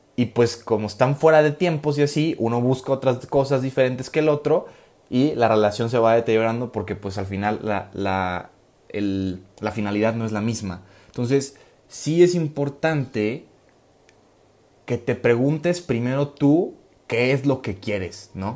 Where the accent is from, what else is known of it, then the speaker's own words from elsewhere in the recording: Guadalajara, Jalisco, Mexico; moved away as an adult; now in Rome, Italy; soy de Guadalajara, vivo en Guadalajara, pero resido normalmente en, Roma, Italia